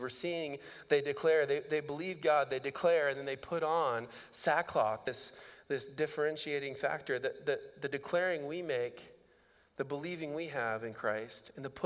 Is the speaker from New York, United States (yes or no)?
no; Indiana, United States; now in Dubuque, United States; I grew up in Indiana